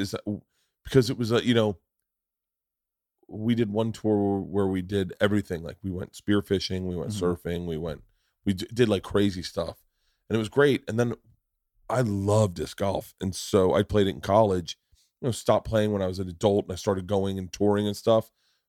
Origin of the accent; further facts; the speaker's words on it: Florida, United States; Growing up in Florida, I was a big chewing tobacco guy, and I always bought from the same companies.